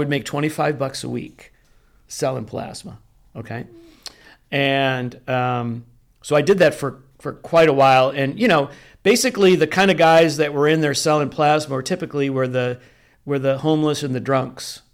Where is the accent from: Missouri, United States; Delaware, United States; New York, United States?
New York, United States; Rochester; moved away as an adult; also born or lived in Greece, New York / Canandaigua, New York / Orange County, California; now in San Diego, United States; born in Rochester, New York